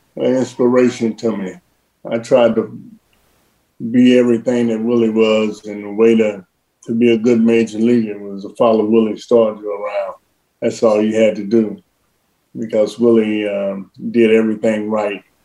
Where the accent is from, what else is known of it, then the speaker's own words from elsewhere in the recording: Cincinnati, Ohio, United States; athletes that come from Cincinnati. It was uh, Pete and myself.